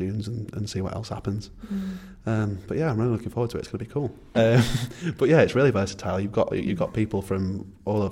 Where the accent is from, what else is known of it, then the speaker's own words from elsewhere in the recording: Barnoldswick, Yorkshire and the Humber, United Kingdom; I come from Barnoldswick.